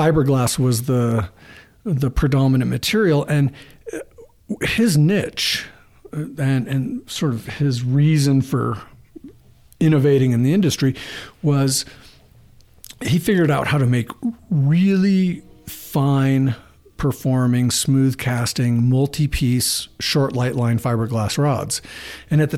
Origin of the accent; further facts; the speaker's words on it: Bay Area, California, United States; I was growing up in the Bay Area and really into the fly fishing scene